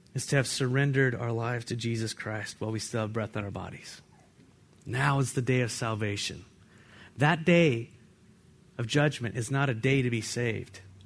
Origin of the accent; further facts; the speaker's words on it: California, United States; now in Walla Walla, United States; I come from California